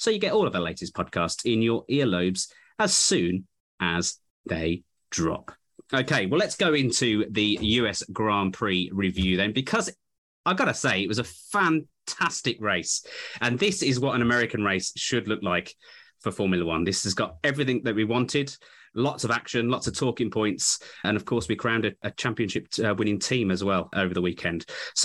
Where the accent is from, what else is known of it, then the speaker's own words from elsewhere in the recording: United Kingdom; as a British fan